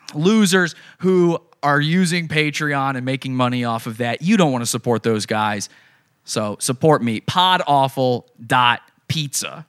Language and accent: English; Virginia, United States; my, my home state of Virginia